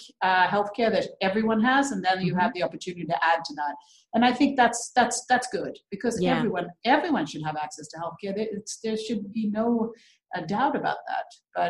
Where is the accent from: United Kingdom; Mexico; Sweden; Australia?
Sweden; when I grew up in Sweden, there was one black girl in my entire school.